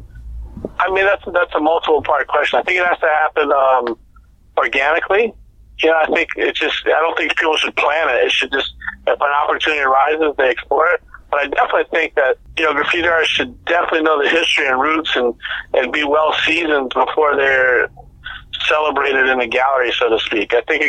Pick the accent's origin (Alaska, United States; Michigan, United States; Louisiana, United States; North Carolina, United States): Louisiana, United States; New Orleans; When I grew up in New Orleans, there were some Hells Angels on my street that kind of raised me when I was a little kid.